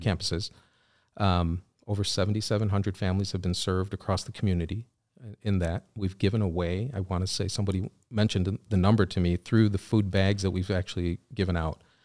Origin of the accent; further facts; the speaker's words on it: Wheaton, Illinois, United States; also born or lived in Chicago, Illinois; I grew up in Wheaton